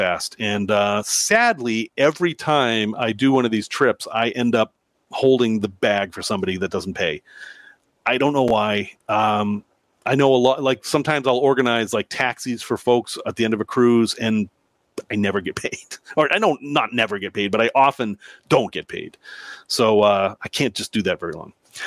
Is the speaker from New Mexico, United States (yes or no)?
no; Salem, Massachusetts, United States; now in Chicago, United States; in my hometown where I grew up